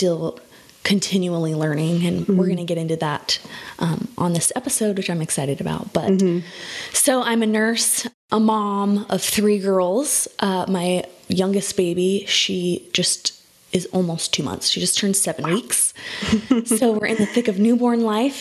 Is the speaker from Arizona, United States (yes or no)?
yes; Phoenix, Arizona, United States; I was born and raised in Phoenix, Arizona